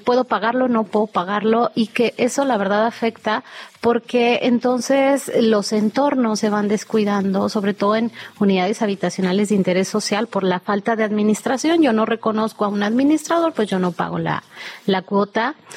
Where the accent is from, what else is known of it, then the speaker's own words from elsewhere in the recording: Mexico City, Mexico; de nosotros como chilangos